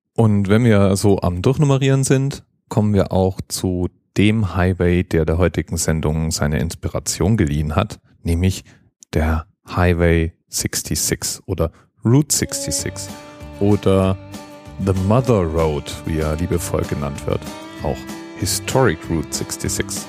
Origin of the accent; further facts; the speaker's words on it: Germany; als Deutscher